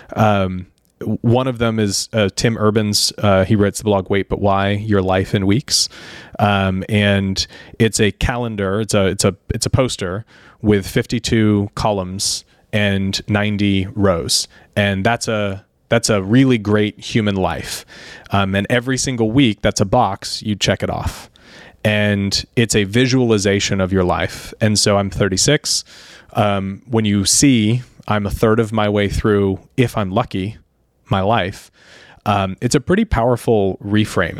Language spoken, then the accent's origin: English; Sarasota, Florida, United States; growing up in Florida